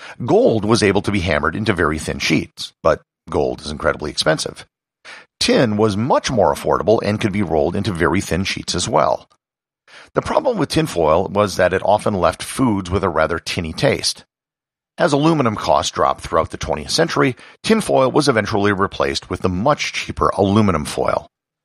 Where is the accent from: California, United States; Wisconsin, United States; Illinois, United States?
Wisconsin, United States; And I'm personally part Dutch, and the area where I grew up in Wisconsin has a very large Dutch population.